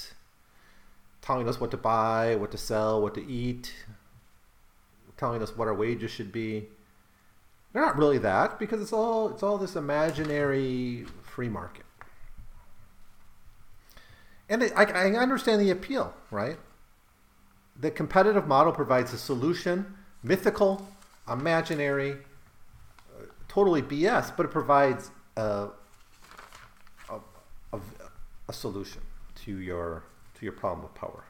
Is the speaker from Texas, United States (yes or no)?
no; Rothschild, Wisconsin, United States; where I grew up, Rothschild, Wisconsin